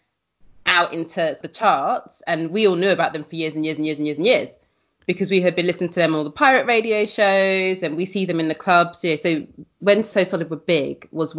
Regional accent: London, United Kingdom; I was from West Kensington

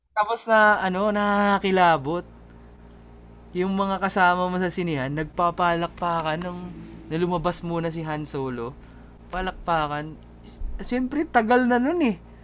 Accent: Tagaytay, Calabarzon, Philippines; taga Tagaytay kami. Malayo naman kami sa Manila.

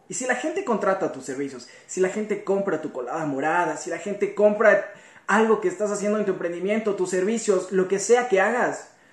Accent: Ecuador; como joven ecuatoriano que soy

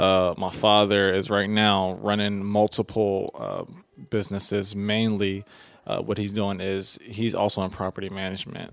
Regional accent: Philadelphia, Pennsylvania, United States; growing up in West Philly

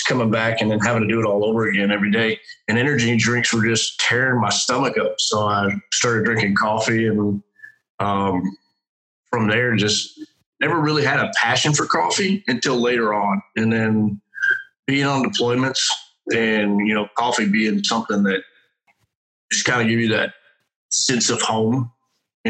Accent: Alabama, United States; moved away as an adult; now in North Carolina, United States; originally from Alabama, joined the Marine Corps like right out of high school

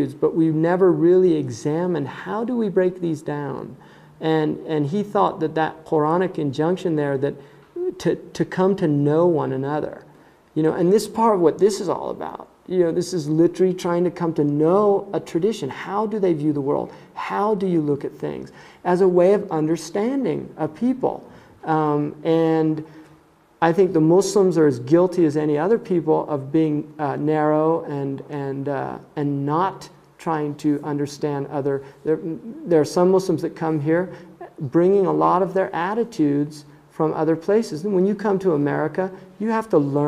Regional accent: United States; I'm a white American. I went to very elite schools in this country

